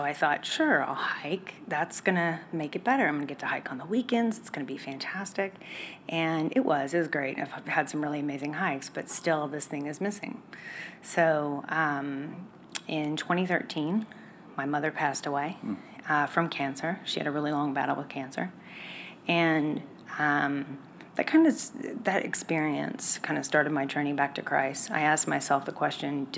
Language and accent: English; Dallas, Texas, United States; moved away; I'm from Dallas originally